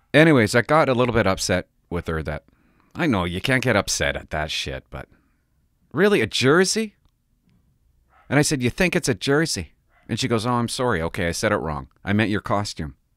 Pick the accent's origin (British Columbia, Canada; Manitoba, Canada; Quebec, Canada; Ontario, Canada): British Columbia, Canada; Port Alberni; I grew up in Port Alberni. I grew up here